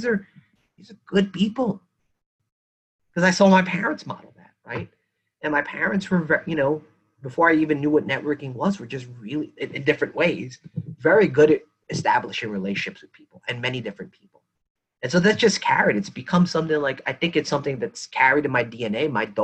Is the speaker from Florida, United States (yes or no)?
no; New York City, New York, United States; I'm a child of Philippine immigrants. My family settling the way that they did in East Flatbush, which is still a predominantly Caribbean neighborhood. Like, we grew up, I was born in Kings County Hospital. I grew up around Jamaican folks in particular.